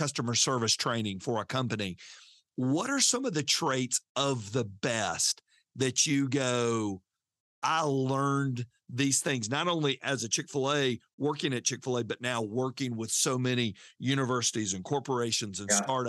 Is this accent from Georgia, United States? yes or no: yes; Fayetteville, Georgia, United States; I grew up in Fayetteville.